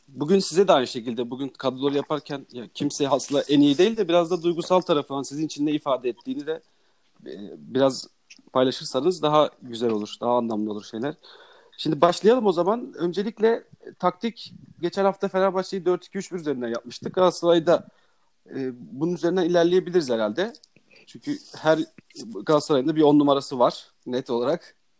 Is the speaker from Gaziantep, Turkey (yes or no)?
yes; Gaziantep, Turkey; Ben de Gaziantepliyim